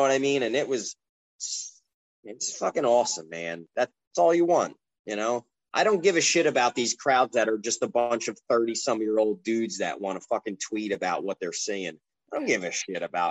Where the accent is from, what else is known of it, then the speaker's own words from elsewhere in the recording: Atlantic City, New Jersey, United States; I'm doing things in my hometown